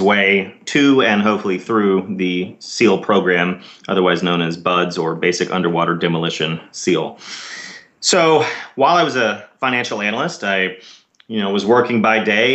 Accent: Dallas, Texas, United States; now in San Diego, United States; I grew up in Dallas, Texas

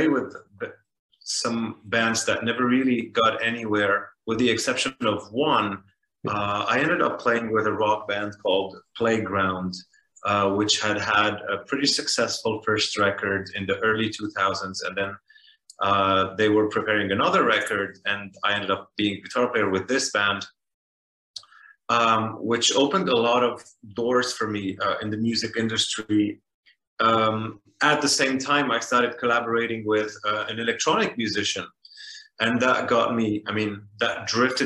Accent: Beirut, Beirut Governorate, Lebanon; moved away as an adult; also born or lived in Paris, France; I grew up in Beirut, Lebanon

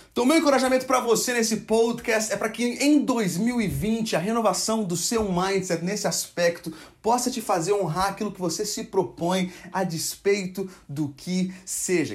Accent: Brazil; nós, como brasileiros

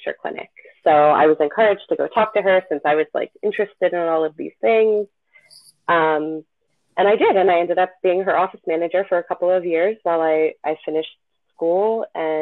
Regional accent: Vineland, New Jersey, United States; I'm from Vineland

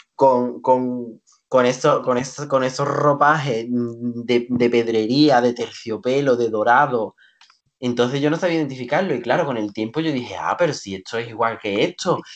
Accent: Seville, Andalusia, Spain; Andalucía, mi pueblo, mm, Sevilla

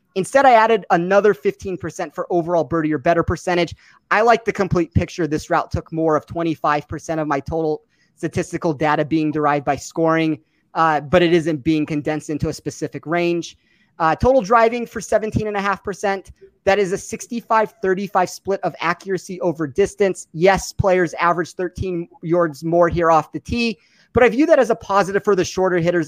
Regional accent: Las Vegas, Nevada, United States; my hometown of Las Vegas

